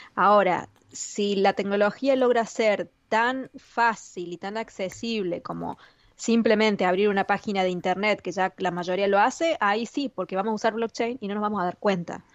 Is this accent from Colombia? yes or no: no; Argentina; como argentina